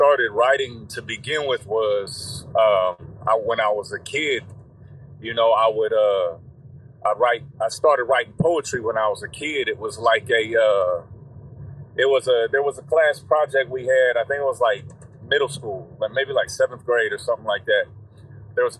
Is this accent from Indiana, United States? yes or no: yes; Indiana, United States; growing up here, like, you know, I'm from the Midwest